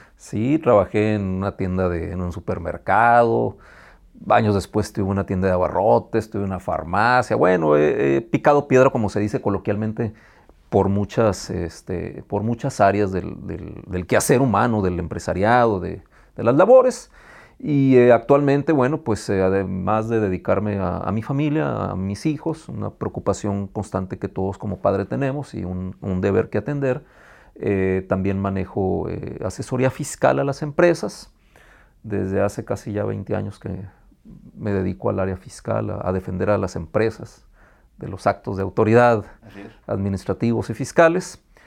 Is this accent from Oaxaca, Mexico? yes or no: no; Tijuana, Baja California, Mexico; Soy tijuanense, residente de aquí, de este hermoso estado desde 1974, a donde llegué cuando tenía yo seis años de edad.